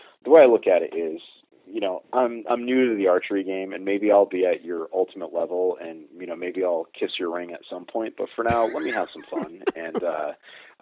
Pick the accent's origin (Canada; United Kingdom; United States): United States; Connecticut; I grew up in Connecticut. We don't have a lot of public hunting land here